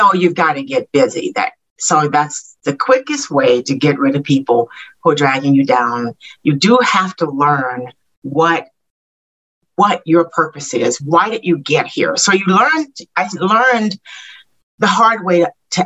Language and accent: English; Little Rock, Arkansas, United States; moved away; I grew up in Little Rock, Arkansas